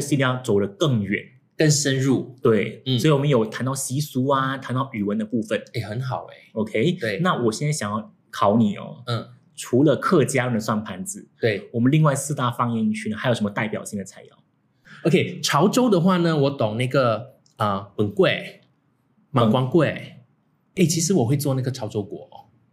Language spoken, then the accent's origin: Chinese; Singapore